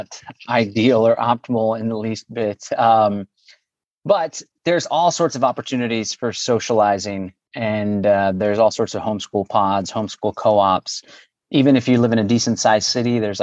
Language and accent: English; Austin, Texas, United States; I was born and raised in Austin